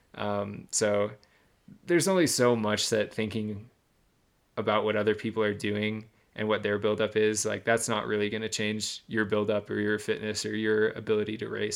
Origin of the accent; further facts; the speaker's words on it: Michigan, United States; I grew up in Michigan